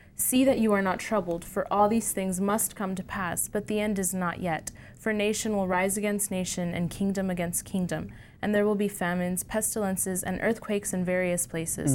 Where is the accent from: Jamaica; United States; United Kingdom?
United States; Houston, Texas; moved away; from Houston, Texas